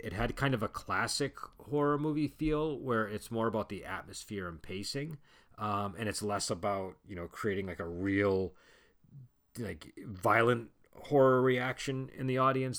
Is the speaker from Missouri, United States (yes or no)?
no; Massachusetts, United States; I'm from Massachusetts